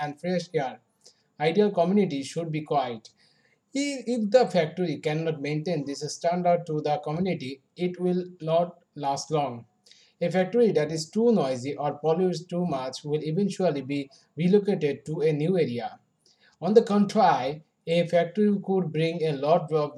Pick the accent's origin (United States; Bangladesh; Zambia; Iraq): Bangladesh; Dhaka, Dhaka Division; I was born in Dhaka and have lived there with my family.